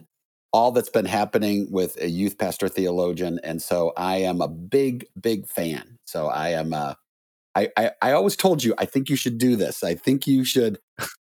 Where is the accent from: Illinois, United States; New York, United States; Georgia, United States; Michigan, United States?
Illinois, United States; Chicago; I grew up in Chicagoland